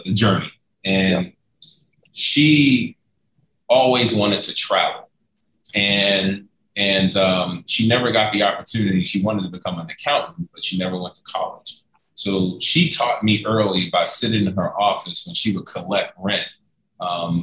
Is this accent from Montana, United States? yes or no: no; New York City, New York, United States; moved away as an adult; also born or lived in Lexington, Kentucky; growing up in New York City, growing up in Harlem